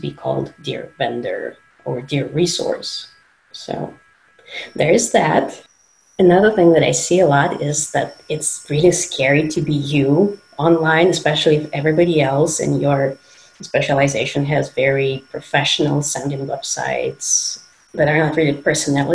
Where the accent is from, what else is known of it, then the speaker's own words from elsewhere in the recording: Moscow, Russia; moved away; I'm originally from Moscow, Russia